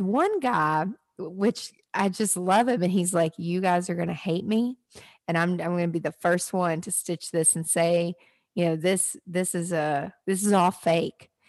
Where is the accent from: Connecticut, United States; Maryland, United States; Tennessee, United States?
Tennessee, United States; Nashville; I live in Nashville, I'm from Nashville